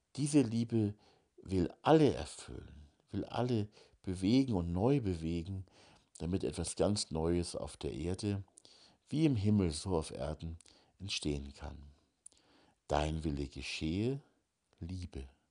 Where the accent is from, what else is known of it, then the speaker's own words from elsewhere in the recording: Hamburg, Germany; now in Bavarian Forest, Germany; ich komme ja aus Hamburg